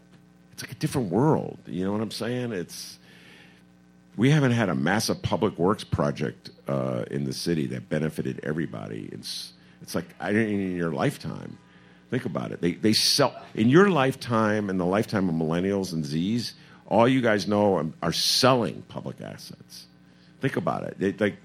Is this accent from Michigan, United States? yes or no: no; Chicago, Illinois, United States; Oh, I'm the Chicagoan.